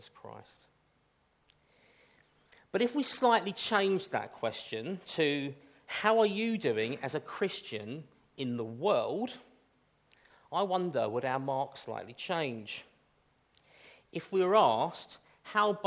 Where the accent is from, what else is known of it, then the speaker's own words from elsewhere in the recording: United Kingdom; we are British after all